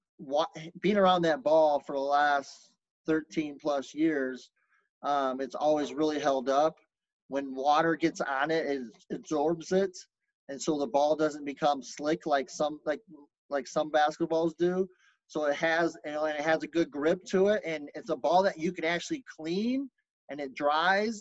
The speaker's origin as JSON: {"language": "English", "town": "Lubbock", "region": "Texas", "country": "United States", "tie": "born or raised there", "moved": "yes", "said": "I was born in Lubbock, Texas."}